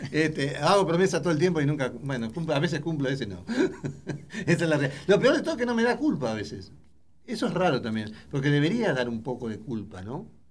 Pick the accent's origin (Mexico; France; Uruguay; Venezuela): Uruguay; moved away; yo soy uruguayo